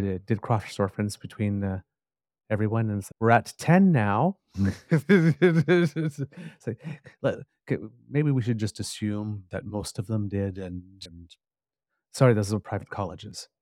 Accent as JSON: {"language": "English", "region": "Ontario", "country": "Canada", "said": "I'm from Ontario"}